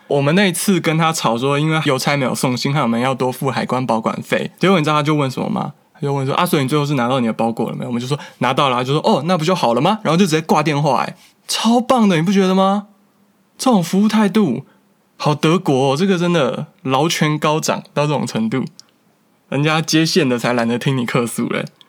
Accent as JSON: {"language": "Chinese", "country": "Taiwan", "moved": "yes", "lives_now": "Germany", "said": "但是我们台湾人有来这里的，然后又请台湾朋友寄东西来过"}